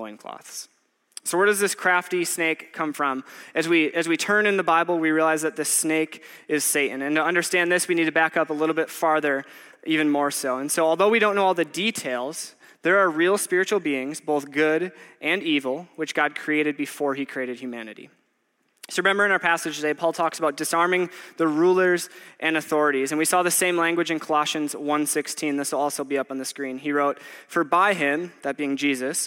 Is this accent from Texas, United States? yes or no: no; Waupaca, Wisconsin, United States; moved away; I grew up in Waupaca, Wisconsin, which is about 2 hours north of here